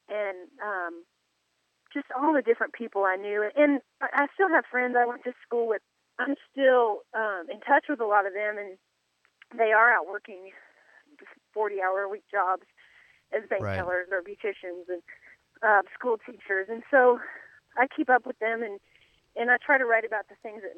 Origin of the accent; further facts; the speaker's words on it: Morton, Washington, United States; now in Nashville, United States; I grew up in Morton, Washington, which is about 900 people